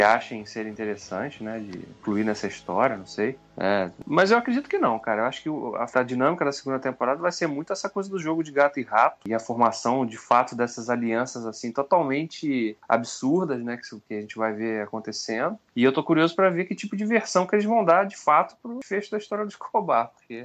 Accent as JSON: {"language": "Portuguese", "country": "Brazil"}